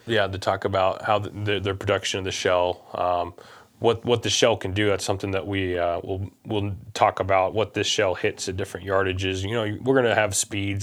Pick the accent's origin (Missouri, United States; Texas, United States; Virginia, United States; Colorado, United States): Missouri, United States; we're from Missouri